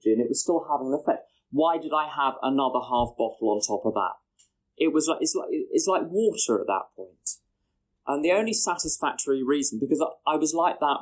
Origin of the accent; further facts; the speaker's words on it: London, United Kingdom; I'm from London